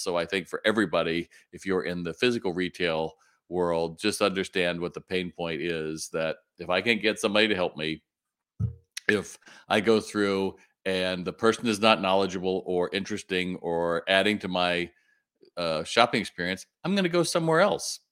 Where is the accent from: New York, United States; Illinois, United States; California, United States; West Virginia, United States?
California, United States; Long Beach; moved away; I grew up, you know, in, in Long Beach